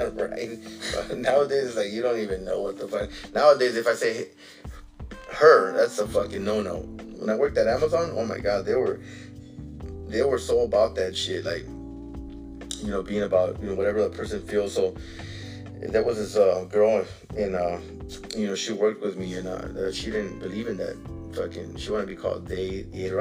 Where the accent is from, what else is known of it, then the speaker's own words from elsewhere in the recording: United States; I was born in this fucking country. You know what I'm saying? Like I'm an American citizen